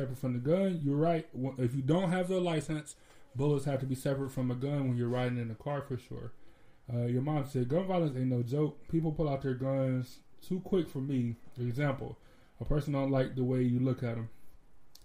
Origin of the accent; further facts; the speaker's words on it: United States; I'm American